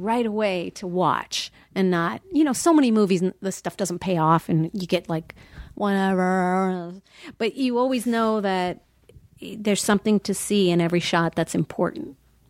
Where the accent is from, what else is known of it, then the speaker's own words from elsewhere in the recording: Minnesota, United States; I came from Minnesota.